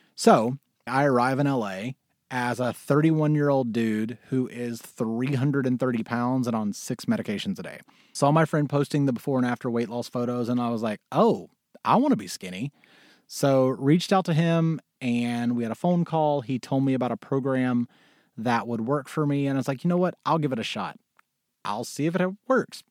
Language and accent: English; Mississippi, United States; moved away as an adult; also born or lived in Syracuse, New York / New York City / Los Angeles; I was born in Mississippi